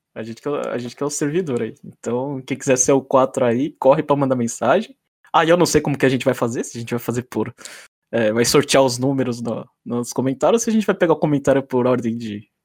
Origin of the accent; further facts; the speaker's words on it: São Paulo, Brazil; now in Nagano, Japan; tô morando em Nagano, no Japão, mas eu sou de São Paulo